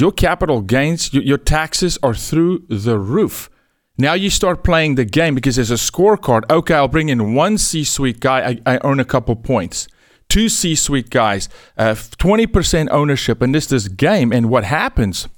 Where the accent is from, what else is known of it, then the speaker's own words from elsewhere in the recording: South Africa; moved away as an adult; now in United States; I'm from South Africa